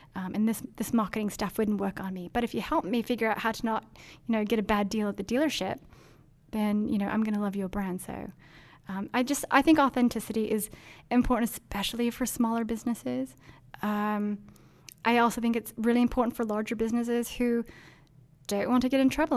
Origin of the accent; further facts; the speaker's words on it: Denmark; moved away; I grew up in Denmark where it's all bikes